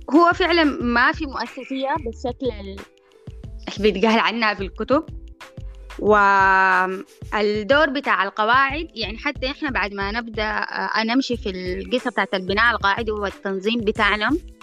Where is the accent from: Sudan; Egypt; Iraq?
Sudan; إحنا كمجتمع سوداني